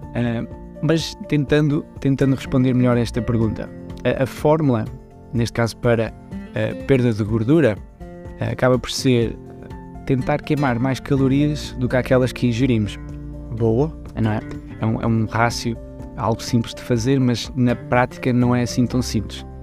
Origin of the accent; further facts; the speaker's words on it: Portugal; moved away as an adult; also born or lived in Switzerland / Vila Real, Portugal; now in Luxembourg; Eu nasci na Suíça, mas uh, os meus pais e a minha família uh, foram para Portugal muito cedo, então eu cresci praticamente em Portugal